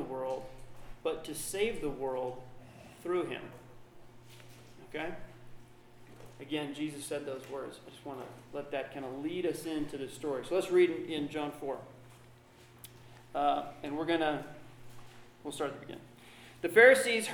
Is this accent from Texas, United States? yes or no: no; Seattle, Washington, United States; now in St. Louis, United States; I grew up in Seattle